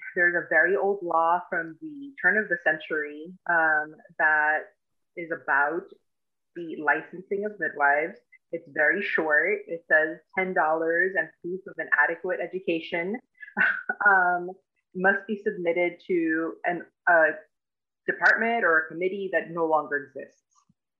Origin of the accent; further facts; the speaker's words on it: Florida, United States; now in Pittsburgh, United States; I'm from South Florida, and that is where I did most of my education. But I moved to Pittsburgh to practice here